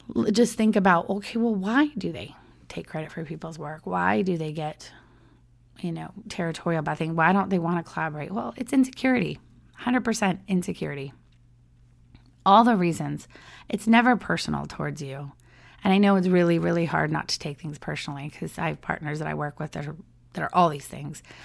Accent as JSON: {"language": "English", "town": "San Diego", "region": "California", "country": "United States", "tie": "born or raised there", "moved": "as an adult", "lives_now": "Orlando, United States", "said": "I grew up in San Diego"}